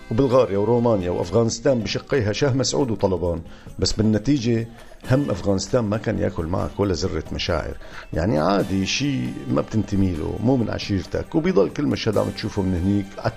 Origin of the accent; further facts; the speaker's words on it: Syria; خلص افتح قلبك أنا مثلك سوري يعني بفهم عليك عالطاير بفهم عليك